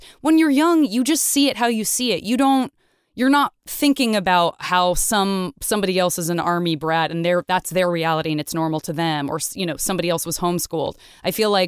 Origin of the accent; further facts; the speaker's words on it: Tucson, Arizona, United States; where I was born and raised in Tucson, not in Phoenix